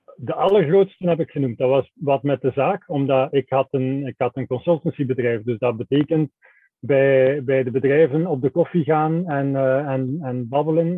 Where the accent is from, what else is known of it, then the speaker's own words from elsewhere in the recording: Belgium; wij zijn, wij zijn Belgen